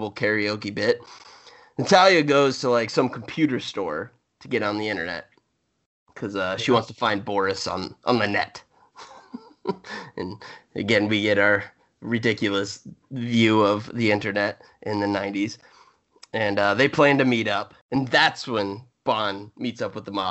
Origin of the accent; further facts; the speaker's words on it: Iowa, United States; also born or lived in Birmingham; I'm a prude from Iowa.